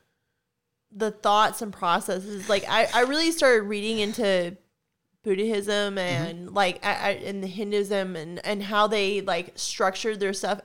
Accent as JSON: {"language": "English", "town": "Salt Lake City", "region": "Utah", "country": "United States", "tie": "born or raised there", "said": "I was born in Salt Lake City, Utah"}